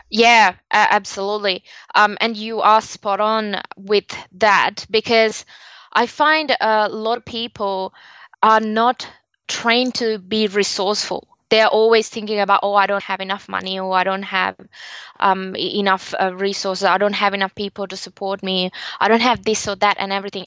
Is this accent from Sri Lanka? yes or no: yes; Sri Lanka; now in Australia; So originally I am from Sri Lanka, but I live and work now in Australia and been for a very long time.